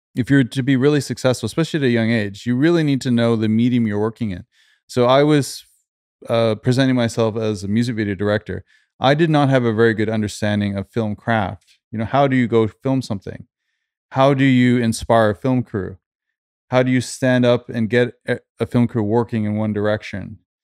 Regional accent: Canada; also born or lived in London / Stockholm / Sweden; now in Los Angeles, United States; I grew up in Canada

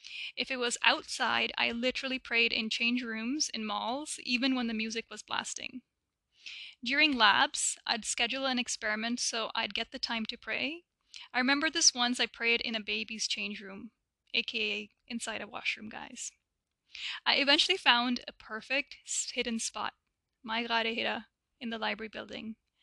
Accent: Dubai, United Arab Emirates; So I was born and raised in Dubai in the Middle East by Pakistani parents.

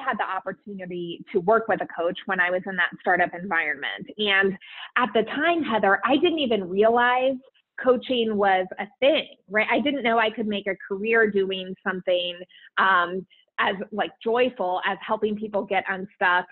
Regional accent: Columbus, Ohio, United States; also born or lived in New Jersey; my home state and city, Columbus, Ohio

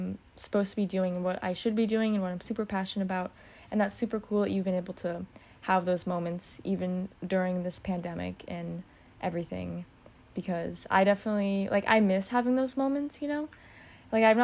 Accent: Redondo Beach, California, United States; in high school, like, in my hometown. I mean, Redondo Beach

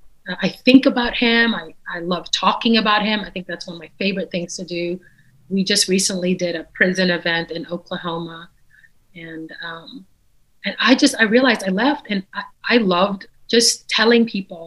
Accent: Caracas, Capital District, Venezuela; first language Dutch; English is a second language; also born or lived in Netherlands / Suriname; So I was born in the Netherlands, so I speak Dutch because of that. And then we moved to Suriname, which also speaks Dutch, but they have a dialect called Surinamese. And then at the age of 7 or 8, we moved to Caracas, Venezuela.

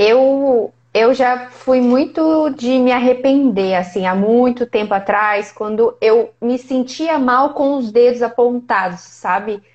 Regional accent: Ubá, Minas Gerais, Brazil; now in Ribeirão Preto, Brazil; Eu sou de Ubá, vizinha quase

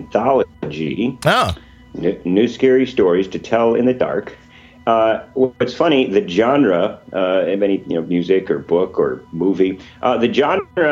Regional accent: West Allis, suburb of Milwaukee, Wisconsin, United States; West Dallas Public Library, suburb of Milwaukee. My hometown

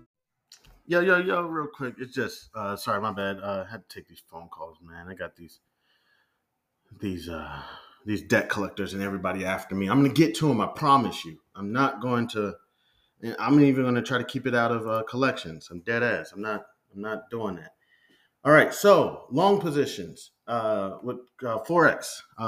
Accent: Midwest, United States; I come from the Midwest

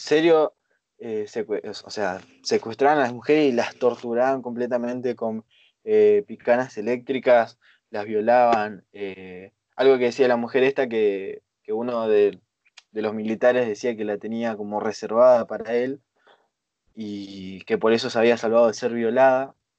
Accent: Argentina; nosotros, por ejemplo, somos de Argentina

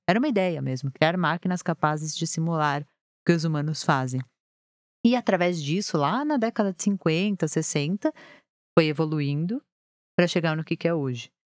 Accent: São Paulo, Brazil; also born or lived in Rio de Janeiro; eu sempre morei aqui em São Paulo, mesmo sendo carioca, mas o sotaque não pegou

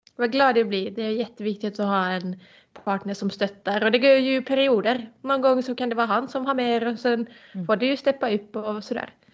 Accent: Finland; moved away; bo i min hemstad

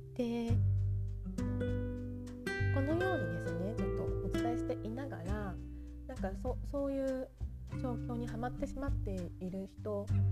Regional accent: Japan; moved away as an adult; now in France; 私もねずっと日本で育ってきていた

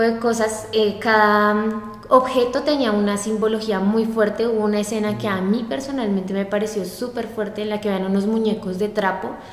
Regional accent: Santiago, Santiago Metropolitan Region, Chile; vengo de Santiago de Chile

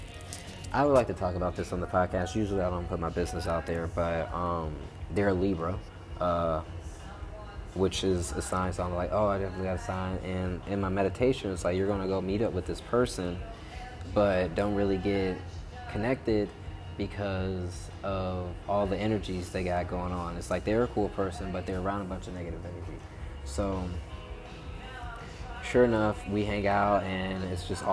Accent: Chicago, Illinois, United States; moved away; also born or lived in Atlanta; I'm born in Chicago

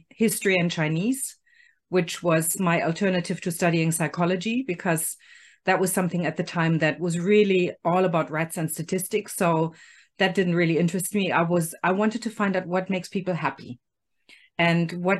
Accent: Germany; moved away as an adult; I was born in Germany.

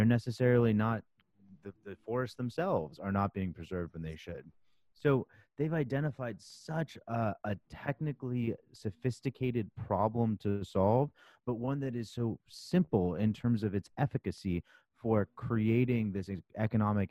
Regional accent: San Diego, California, United States; now in New York, United States; I grew up in California. I grew up in San Diego

